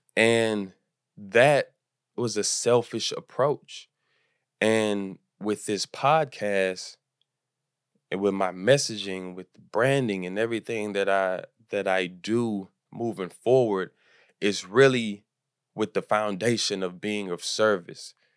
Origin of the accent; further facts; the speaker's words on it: Houston, Texas, United States; moved away as an adult; now in Los Angeles, United States; I'm from Houston, and I moved to Los Angeles